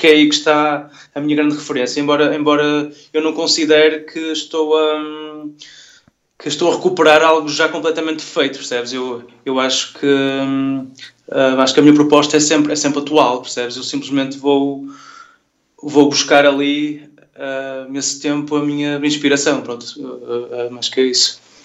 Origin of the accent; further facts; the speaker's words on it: Vila Nova de Gaia, Norte, Portugal; moved away as an adult; now in Porto, Portugal; eu nasci em Gaia